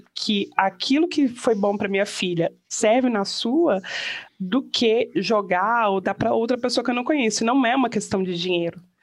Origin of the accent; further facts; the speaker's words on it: Brazil; moved away; no Brasil, de onde eu venho